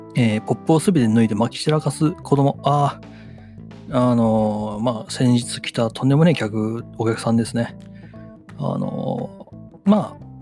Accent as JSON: {"language": "Japanese", "region": "Wakayama", "country": "Japan", "tie": "born or raised there", "moved": "yes", "said": "地元の和歌山の方ではね"}